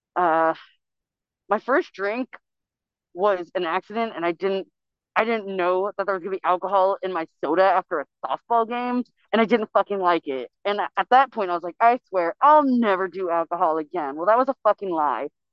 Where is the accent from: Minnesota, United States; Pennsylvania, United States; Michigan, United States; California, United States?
California, United States; I was actually born and raised in California.